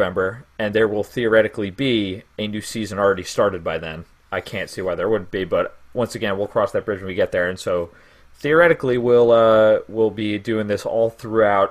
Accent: Mount Sinai, New York, United States; I am from Mount Sinai. I have lived there my whole life. Deep Suffolk

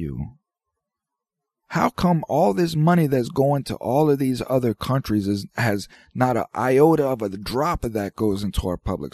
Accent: United States; as an American citizen

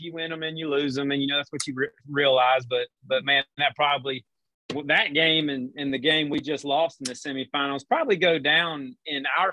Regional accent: just south of Charlotte, South Carolina, United States; born or raised there; moved away as an adult; also born or lived in Blacksburg, Virginia; now in Georgia, United States

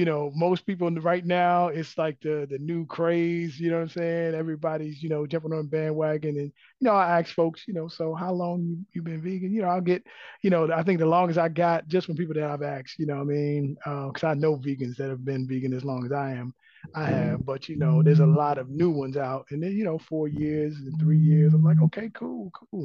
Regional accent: Maryland, United States; now in Atlanta, United States; I'm originally from Maryland

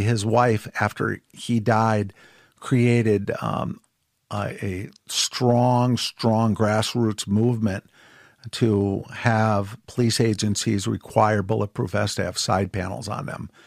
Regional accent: Ann Arbor, Michigan, United States; moved away as an adult; also born or lived in Colombia; I was born and raised in Ann Arbor, Michigan

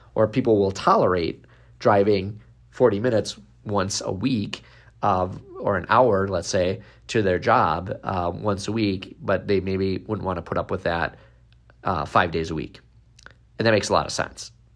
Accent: Wisconsin, United States; born or raised there

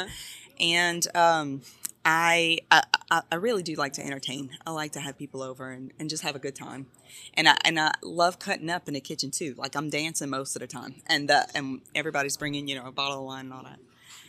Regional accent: Baton Rouge, Louisiana, United States; So I'm from Baton Rouge. Okay. Born and raised.

